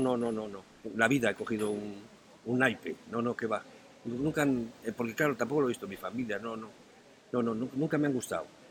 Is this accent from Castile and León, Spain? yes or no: yes; Astorga, Castile and León, Spain; lo astorganos que somos los de Astorga